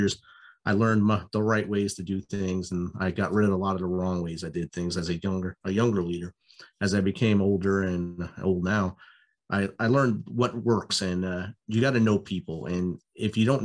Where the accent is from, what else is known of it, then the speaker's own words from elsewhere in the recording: New Jersey, United States; moved away as an adult; growing up in New Jersey